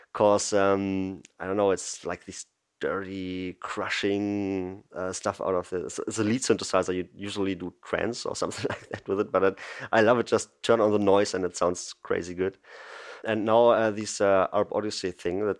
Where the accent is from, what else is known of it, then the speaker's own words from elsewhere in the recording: Berlin, Germany; I'm from Berlin in Germany. I'm born here, live here